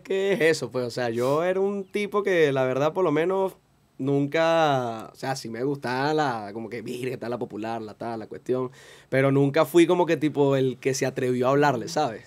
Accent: Caracas, Capital District, Venezuela; Yo nací en Katia, me crié en Katia hasta los 20 años aproximadamente

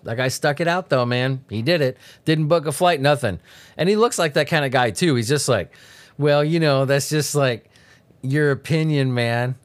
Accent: Southern California, United States; I grew up in Southern California.

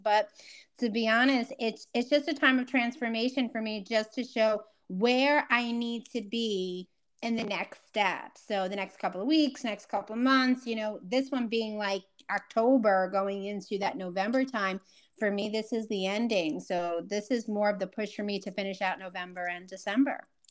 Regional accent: New York, United States; I'm that New Yorker

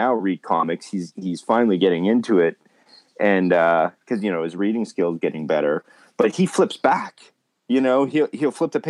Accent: Winnipeg, Manitoba, Canada; my hometown in Winnipeg, my high school did like a thing

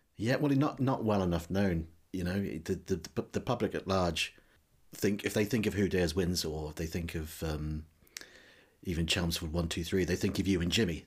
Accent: New Zealand; now in United Kingdom; as you may have guessed from my accent, I, I wasn't born in this country. I'm from New Zealand originally.

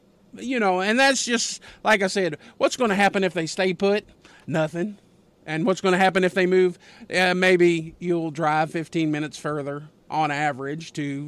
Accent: Louisville, Kentucky, United States; now in Indiana, United States; I grew up in Louisville. We did not have conferences. I moved to Indiana

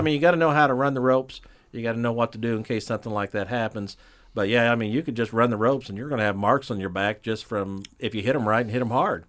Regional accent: Greenfield, Indiana, United States; born and raised in Greenfield, Indiana

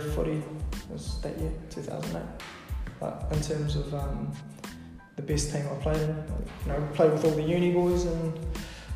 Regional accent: Christchurch, Canterbury, New Zealand; moved away as an adult; now in Mount Maunganui, New Zealand; we grew up in Christchurch

